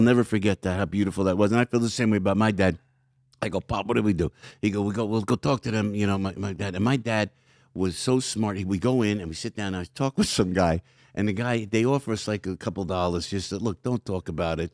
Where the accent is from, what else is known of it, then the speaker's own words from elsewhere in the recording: outside Newark, New Jersey, United States; also born or lived in Belleville, New Jersey / Glen Ridge, New Jersey; Family's from Newark. So I came outside of Newark